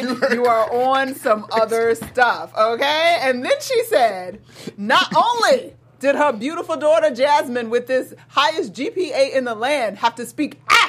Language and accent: English; Georgia, United States; I'm a Southern girl, y'all. I'm from Georgia. Born and raised, for the most part.